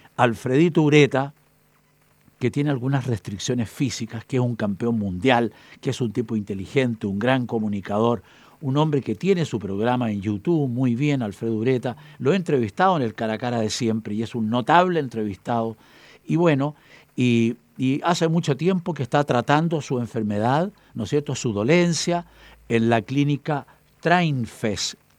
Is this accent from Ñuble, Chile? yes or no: yes; Chillán, Ñuble, Chile; De Talca, de Talca, Chillán, mi tierra, hacia